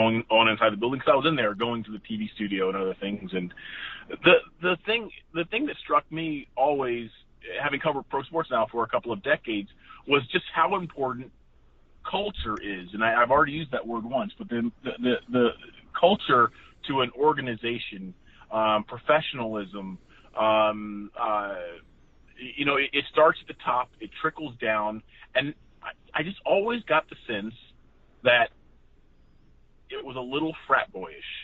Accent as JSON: {"language": "English", "town": "Silver Spring", "region": "Maryland", "country": "United States", "tie": "born or raised there", "moved": "yes", "said": "the Commanders were the first team I fell in love with and followed as a fan growing up in Silver Spring, Maryland"}